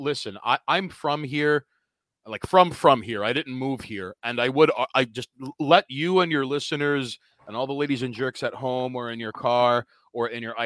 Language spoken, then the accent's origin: English; New York City, New York, United States; I'm from Queens